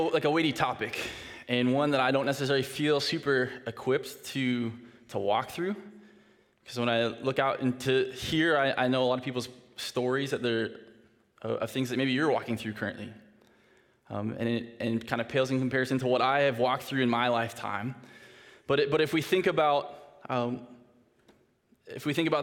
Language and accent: English; Saskatoon, Saskatchewan, Canada; moved away; I'm from Saskatoon. I now work at Northview. This is where I live